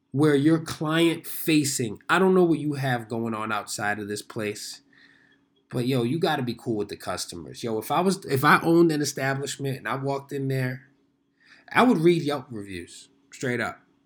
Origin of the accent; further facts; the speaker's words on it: New York City, New York, United States; I was born and raised in New York City